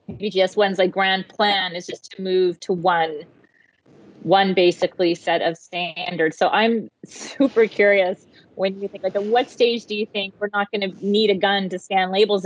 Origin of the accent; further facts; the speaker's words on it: Montreal, Quebec, Canada; I grew up in Montreal